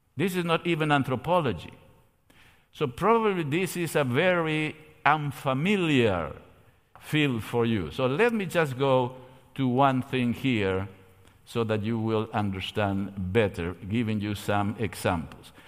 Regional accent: Argentina; moved away; I come from Argentina

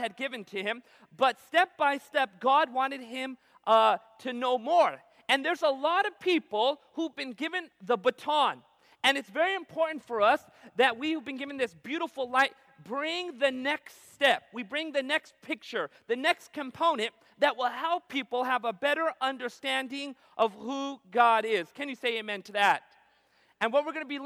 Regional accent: Southern California, United States; I was born in Southern California. My parents come from India.

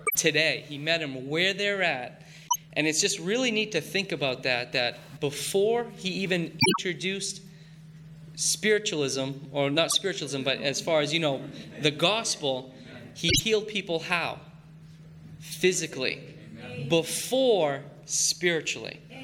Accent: Maine, United States; growing up in Maine

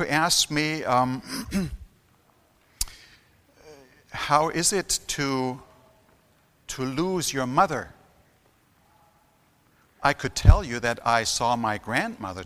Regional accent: Germany; I've been born and raised in Germany

